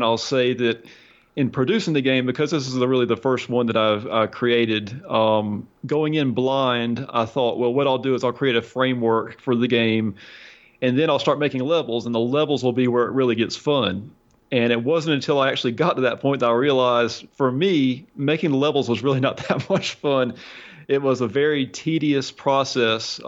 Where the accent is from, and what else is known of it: United States